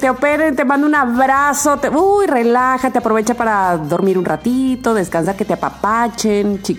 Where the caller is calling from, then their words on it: Guadalajara, Jalisco, Mexico; soy de Guadalajara y los sigo desde que estaban en Yapárate